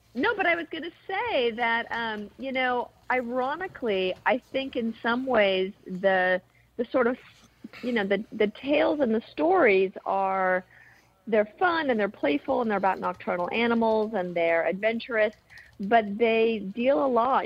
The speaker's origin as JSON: {"language": "English", "town": "Berkeley", "region": "California", "country": "United States", "tie": "born or raised there", "also_born_or_lived": "Maine", "moved": "yes", "lives_now": "New York, United States", "said": "I'm originally from Berkeley, California"}